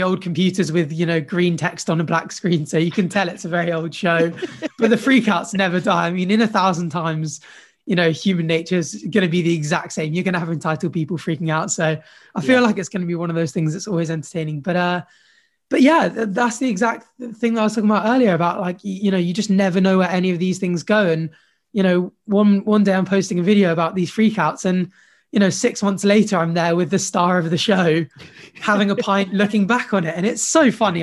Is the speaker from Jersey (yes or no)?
yes; Jersey; I grew up in Jersey actually